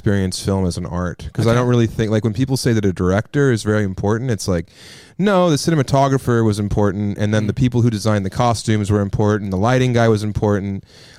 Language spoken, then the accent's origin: English; Colorado, United States; I'm from Colorado.